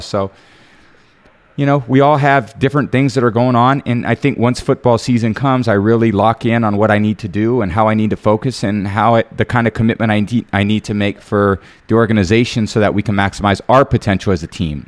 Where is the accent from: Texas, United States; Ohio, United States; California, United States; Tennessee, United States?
California, United States; Bay Area; growing up in the Bay Area, watching the Niners